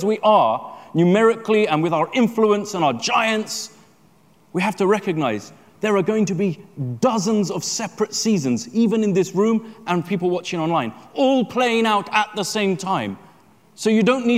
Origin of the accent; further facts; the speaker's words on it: London, United Kingdom; I'm a Londoner